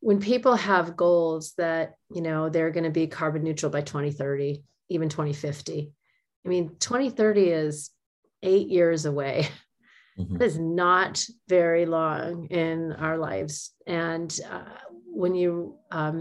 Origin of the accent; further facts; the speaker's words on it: Oregon, United States; moved away; also born or lived in California / Los Angeles; I was born in California, but I grew up in Oregon